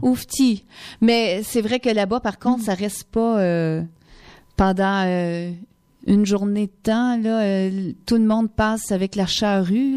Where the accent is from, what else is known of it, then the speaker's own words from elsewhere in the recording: Quebec, Canada; moved away; Chez nous, au Québec